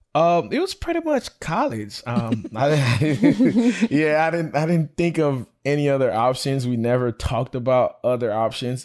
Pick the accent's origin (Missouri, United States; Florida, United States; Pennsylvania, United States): Florida, United States; Belle Glade; I'm a product of the public school education, um, growing up in Belglade.